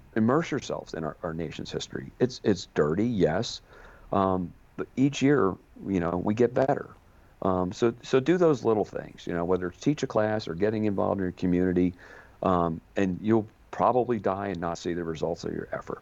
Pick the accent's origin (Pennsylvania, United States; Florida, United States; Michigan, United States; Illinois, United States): Pennsylvania, United States; outside of Philadelphia; now in Boston, United States; I grew up outside of Philadelphia